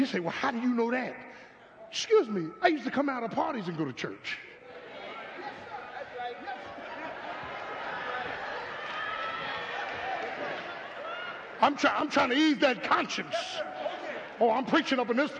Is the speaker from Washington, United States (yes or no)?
no; Philadelphia, Pennsylvania, United States; I'm from South Philly from the 60s.